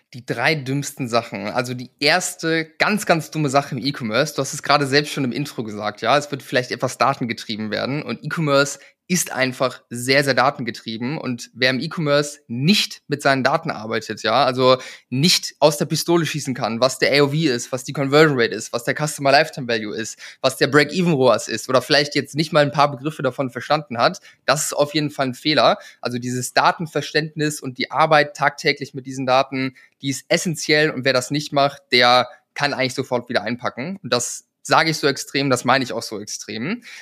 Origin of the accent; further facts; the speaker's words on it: a village between Bremen and Hamburg, Lower Saxony, Germany; ich komme vom Dorf, ja, ich bin auf dem Bauernhof groß geworden, irgendwo in der Pampa in einem 400 Seelendorf zwischen Bremen und Hamburg auf dem flachen Land.